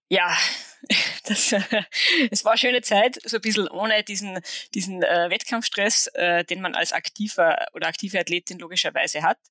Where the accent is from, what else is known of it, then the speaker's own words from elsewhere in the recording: Saalfelden, Salzburg, Austria; also born or lived in Hochfilzen / Switzerland; in Saalfelden, also meinem Heimatort am Skigymnasium